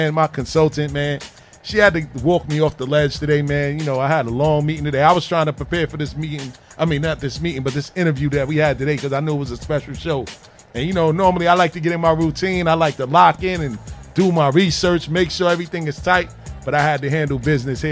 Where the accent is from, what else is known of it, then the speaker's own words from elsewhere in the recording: New York City, New York, United States; I grew up right in St. Albans, man, 192nd and Linden Boulevard, man. Born and raised